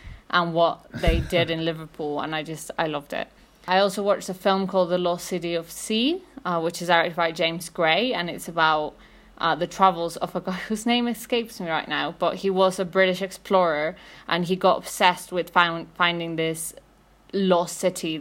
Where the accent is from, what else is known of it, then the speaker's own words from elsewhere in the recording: Mexico City, Mexico; I'm from Mexico City.